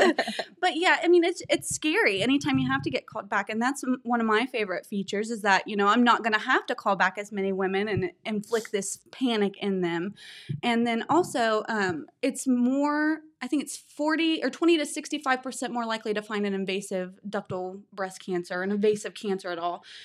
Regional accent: Bidwell, Ohio, United States; I grew up in Bidwell, lived there, went to school there

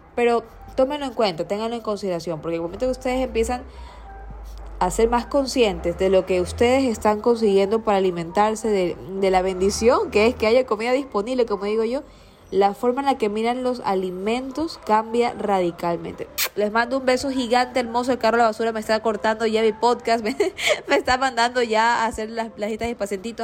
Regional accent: Guayaquil, Guayas, Ecuador; yo no crecí toda la vida en Seos, yo me crié en la ferroviaria, eh, en una zona más céntrica

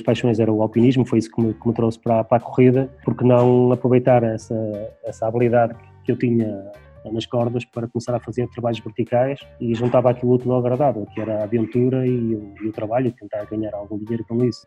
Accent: Portugal; aqui na, na freguesia onde nasci, onde continuo a viver.

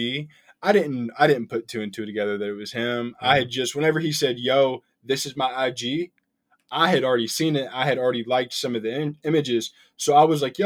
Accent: Kentucky, United States; I'm from Kentucky.

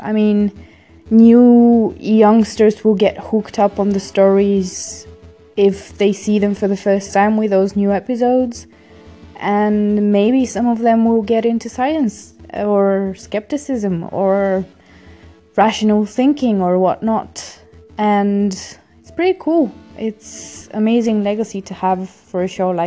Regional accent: Bulgaria; moved away; I grew up in Bulgaria

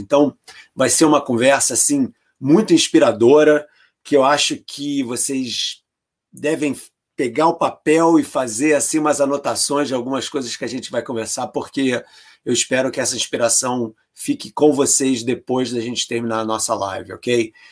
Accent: Brazil; moved away as an adult; eu estou fora do Brasil há mais de 30 anos, né? Quer dizer, há mais tempo fora do Brasil do que eu fiquei no Brasil. Eu saí do Brasil com 23.

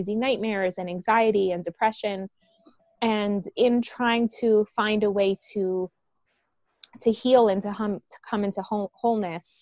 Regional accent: Miami, Florida, United States; born or raised there; accent: American; English is a second language; moved away as an adult; also born or lived in Bogota, Colombia; now in Jerusalem, Israel

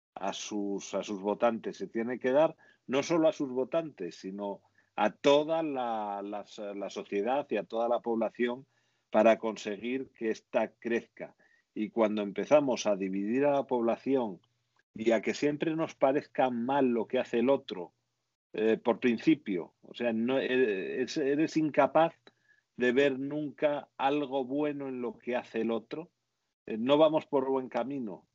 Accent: Spain

